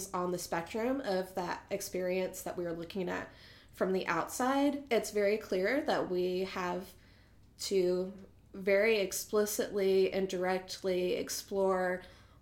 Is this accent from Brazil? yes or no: no; Boone, North Carolina, United States; moved away as an adult; now in Raleigh, United States; But I'm also Appalachian. I grew up close to Boone here in North Carolina and lived there most of my life until moved down to Raleigh